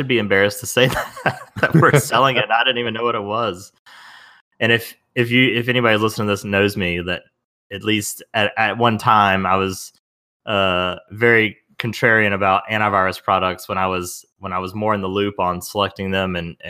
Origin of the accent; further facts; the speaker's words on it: the South, United States; Because I'm a Southerner. I think I just run it all together like most things.